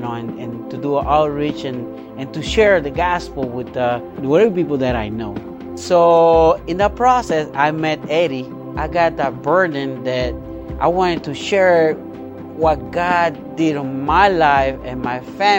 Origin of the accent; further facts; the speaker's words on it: Yauco, Puerto Rico; moved away; I'm from Puerto Rico, town called Yauco, Puerto Rico